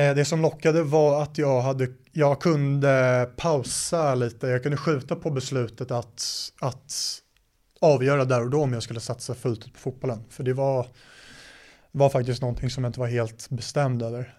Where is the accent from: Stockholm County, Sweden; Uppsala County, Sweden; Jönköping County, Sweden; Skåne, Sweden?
Stockholm County, Sweden; Stockholm; also born or lived in United States; det är i Stockholm där jag är ifrån